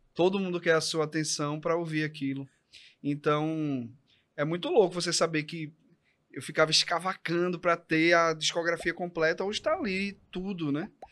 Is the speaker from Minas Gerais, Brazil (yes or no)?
no; Recife, Pernambuco, Brazil; eu nasci no Torreão